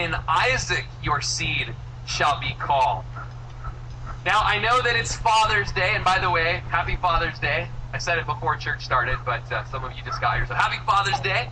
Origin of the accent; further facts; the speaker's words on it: United States; I'm an American